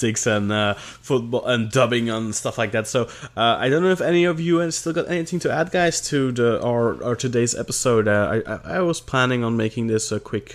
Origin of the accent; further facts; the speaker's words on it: Belgium; English is a second language; in Belgium they don't dub, or at least they did not use to dub when I was a kid. So I learned it from subtitles.